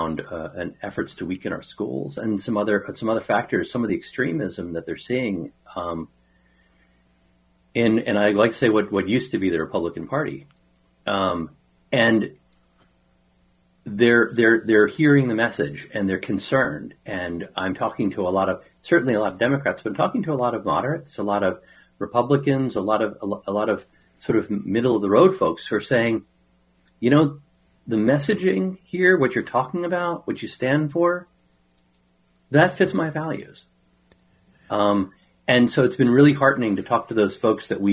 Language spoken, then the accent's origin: English; Washington, District of Columbia, United States; moved away as an adult; also born or lived in Farmville, Virginia; now in Chaska, United States; I grew up in the Washington, D.C. metro area, where I was raised